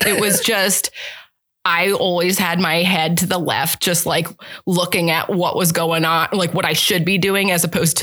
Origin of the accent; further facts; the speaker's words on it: State College, Pennsylvania, United States; moved away as an adult; also born or lived in Boalsburg, Pennsylvania; now in Omaha, United States; I grew up in Bullsburg, went there until sixth grade. Sixth grade, went to State College, and then my high school was State College Area High School.